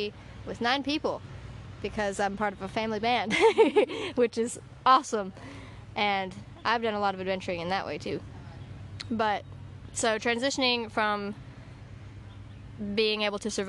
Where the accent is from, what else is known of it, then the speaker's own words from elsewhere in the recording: Alabama, United States; I am from Alabama